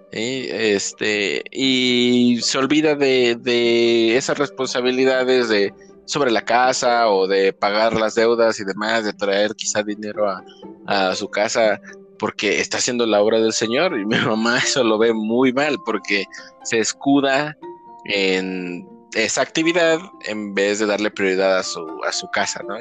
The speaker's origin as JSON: {"language": "Spanish", "country": "Mexico", "said": "como mexicanos"}